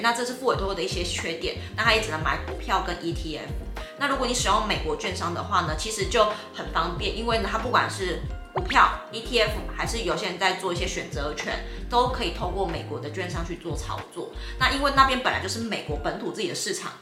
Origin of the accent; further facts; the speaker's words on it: Taiwan; 我们是台湾人